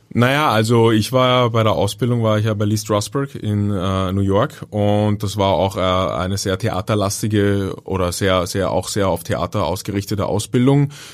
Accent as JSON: {"language": "German", "region": "Vienna", "country": "Austria", "tie": "born or raised there", "accent": "Viennese", "said": "geboren und aufgewachsen bin ich in Wien"}